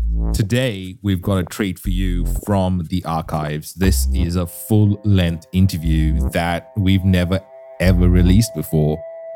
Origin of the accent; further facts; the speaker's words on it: Australia; I'm Australian